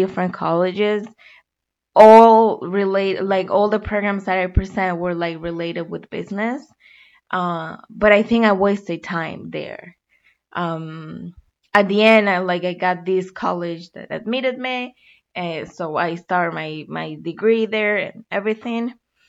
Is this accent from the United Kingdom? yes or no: no; Colombia; moved away as an adult; now in United States; I was born and raised in Colombia. And 3 years ago, I made a decision to come to the United States